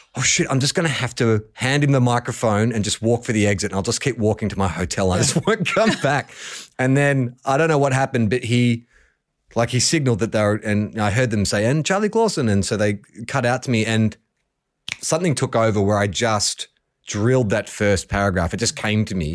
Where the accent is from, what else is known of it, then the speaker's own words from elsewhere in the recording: Melbourne, Victoria, Australia; I grew up in Melbourne